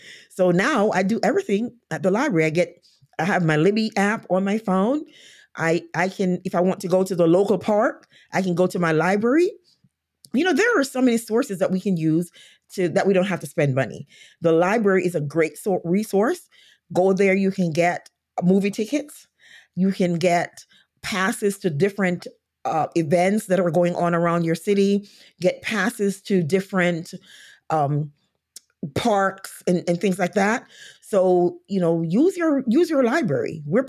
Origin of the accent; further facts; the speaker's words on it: Jamaica; now in United States; I came to this country from Jamaica, went to college, and then I was hired and went to a state where I did not know anyone.